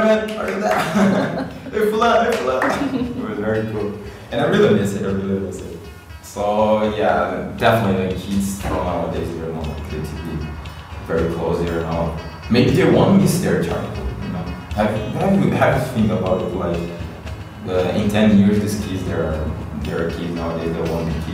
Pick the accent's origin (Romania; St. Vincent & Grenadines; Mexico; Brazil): Brazil; first language Portuguese; English is a second language; now in Poland; I'm from Brazil, so we had plenty of nature there